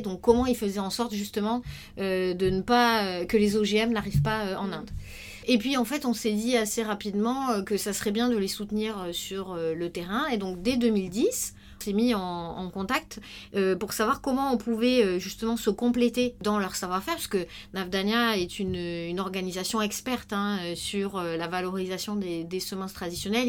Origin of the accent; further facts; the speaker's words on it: Tarn, Occitania, France; now in Paris, France; maintenant je suis parisienne, mais avant j'habitais en zone rurale dans le Tarn, j'ai été confrontée très très vite en fait euh, aux problématiques paysannes dans mon, dans mon village